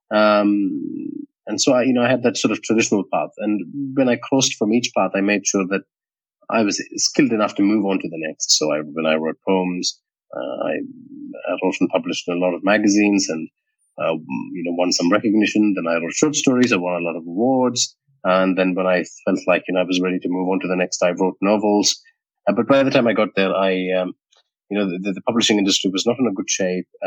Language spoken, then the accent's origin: English; India; now in Sydney, Australia; Uh, so I am based in Sydney in Australia now. So it's uh, mi- close to midnight now. Um, but we have a five and a half hour a difference between us, uh, Kush, uh, but uh, my heart and soul and mind still lives in India.